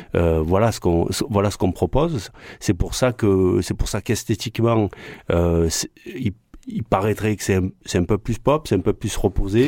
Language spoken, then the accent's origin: French; France; first language French; also born or lived in Marseille; Euh, un enfant de France avec des origines algériennes